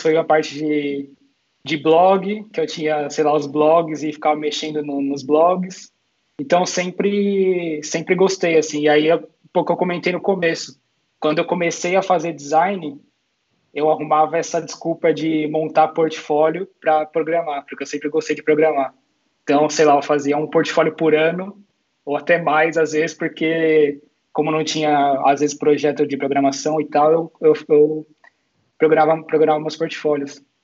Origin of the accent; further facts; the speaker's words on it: Santo André, São Paulo, Brazil; moved away as an adult; also born or lived in Madrid, Spain; now in Barcelona, Spain; eu sou de São Paulo, de Santo André